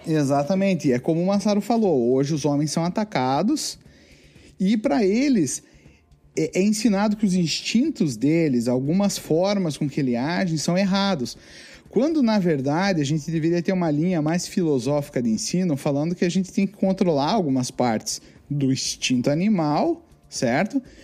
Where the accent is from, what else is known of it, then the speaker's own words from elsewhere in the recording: Brazil; now in North America; Eu nasci no Brasil